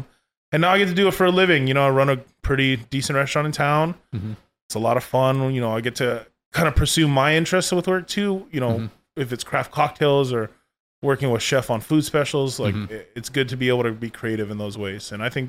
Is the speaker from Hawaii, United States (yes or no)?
yes; Hawaii, United States; But it's always been, you know, it's Hawaii, like, it's fine.